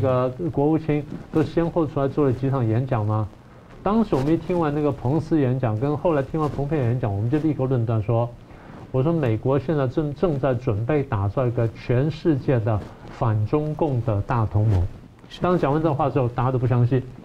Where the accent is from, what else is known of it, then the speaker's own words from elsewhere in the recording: Taiwan; 尤其我们台湾人，尤其蓝营的朋友们